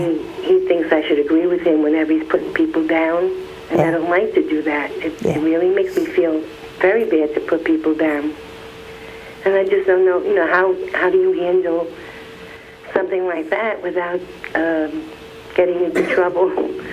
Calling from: Florida, United States; I'm from Florida.

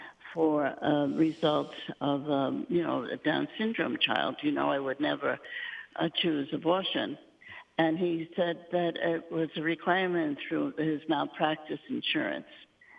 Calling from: Endicott, New York, United States; I'm calling from Endicott, New York, Father.

